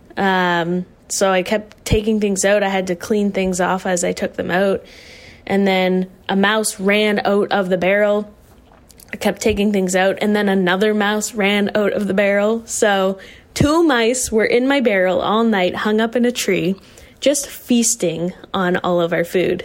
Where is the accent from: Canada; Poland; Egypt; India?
Canada; Whites Lake, Nova Scotia; now in Halifax, Canada; I'm from Whites Lake, Nova Scotia, currently residing in Halifax.